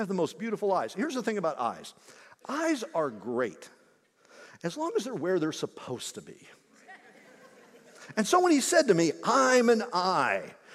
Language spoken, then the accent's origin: English; Indiana, United States; Growing up in Indiana